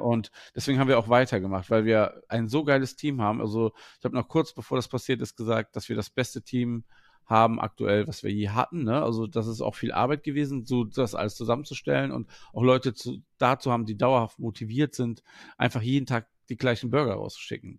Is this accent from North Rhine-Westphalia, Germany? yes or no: yes; Wuppertal, North Rhine-Westphalia, Germany; ich komme aus, ursprünglich aus Wuppertal